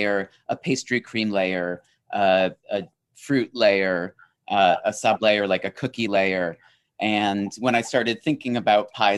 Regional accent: New England, United States; I'm from New England, you know. Pecan, I say pecan, not pecan

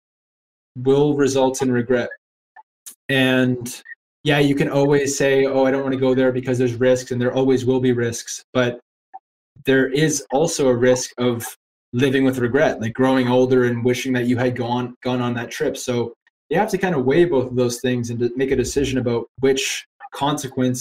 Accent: Canada; moved away as an adult; now in Ireland; I'm a Canadian guy talking to you from Ireland.

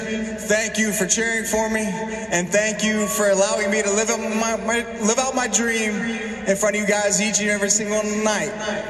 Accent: Virginia, United States; moved away as an adult; also born or lived in New York; A 21-year-old kid from Virginia, welcome as a New Yorker.

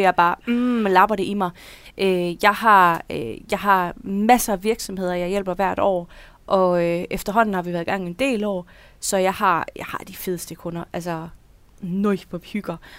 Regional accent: Denmark; now in Horsens, Denmark; jeg, jeg er jyde

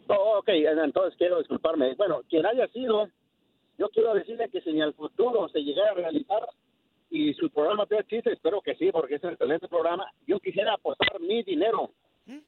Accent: Mexico; los mexicanos

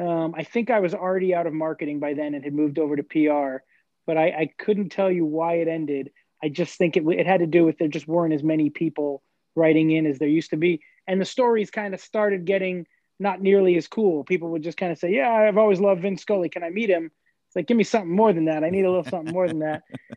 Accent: Los Angeles, California, United States; I grew up in Northridge, but went to school at Chatsworth. Yeah, I'm a Valley kid through and through.

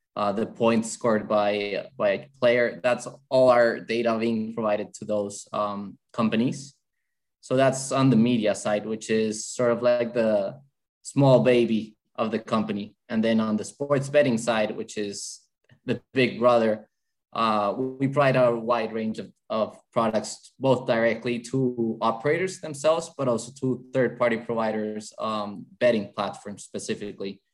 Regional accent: Bogota, Bogotá Capital District, Colombia; English is a second language; so I'm originally from Colombia, in South America, from Bogota, the capital.

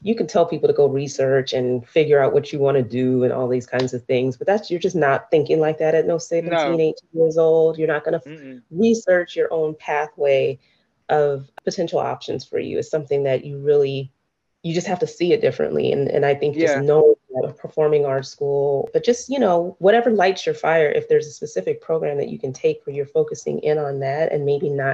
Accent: San Diego, California, United States; When I grew up in California, in San Diego

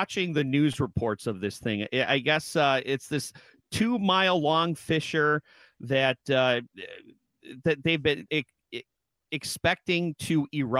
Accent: Michigan, United States; accent: Michigan; That's my Michigan accent.

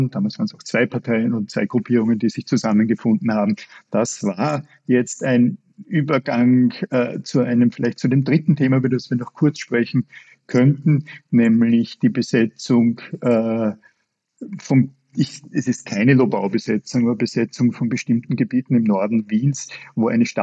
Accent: Upper Austria, Austria; daran dachte ich auch als Oberösterreicher.

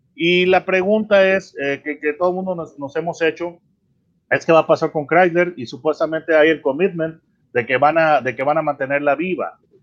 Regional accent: Mexico; como mexicano

